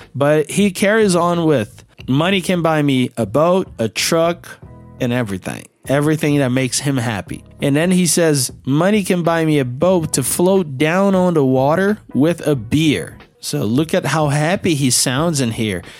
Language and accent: English; Belo Horizonte, Minas Gerais, Brazil; I'm from Belo Horizonte and there are no rivers around or big lakes that I can use a boat here